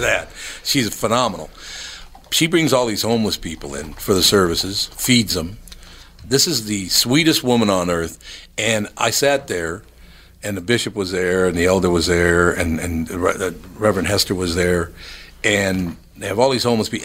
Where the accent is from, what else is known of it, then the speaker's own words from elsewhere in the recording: Minneapolis, Minnesota, United States; I grew up in North Minneapolis and I love North Minneapolis